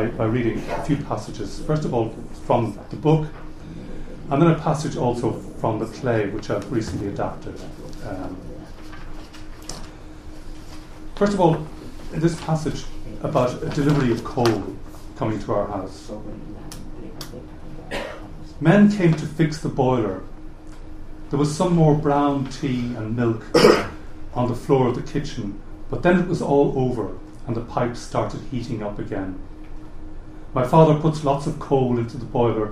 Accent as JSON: {"language": "English", "town": "Dublin", "region": "Leinster", "country": "Ireland", "tie": "born or raised there", "first_language": "German", "second_language": "English", "said": "I grew up in Dublin, speaking German first of all"}